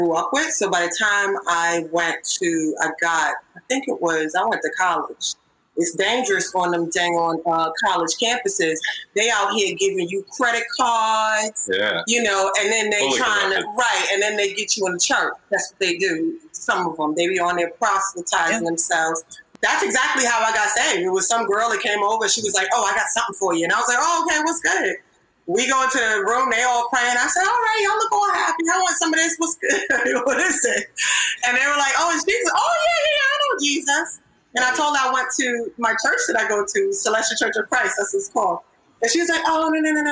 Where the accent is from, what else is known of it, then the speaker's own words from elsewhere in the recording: Nigeria; we're Nigerian